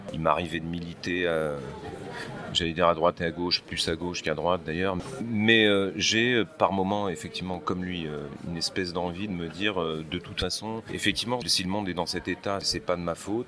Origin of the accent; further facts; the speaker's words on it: Charlieu, Auvergne-Rhône-Alpes, France; moved away; je vais retourner dans le lieu où je suis né, à, Charlieu, dans la Loire